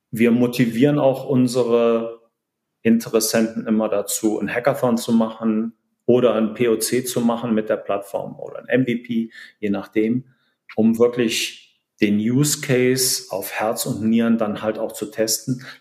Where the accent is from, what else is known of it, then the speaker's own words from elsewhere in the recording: Cologne, North Rhine-Westphalia, Germany; born there; Aber ja, wie du schon gesagt hast, äh, geboren in Köln.